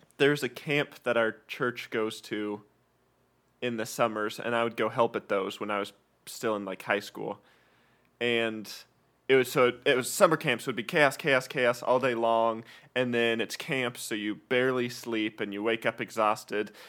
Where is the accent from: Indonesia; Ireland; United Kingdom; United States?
United States; Kalispell, Montana; now in Texas, United States; I grew up in Kalispell, where we always had a huge winter with lots of snow